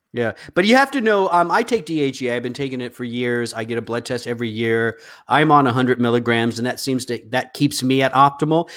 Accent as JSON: {"language": "English", "region": "the South", "country": "United States", "said": "you and I come from the South"}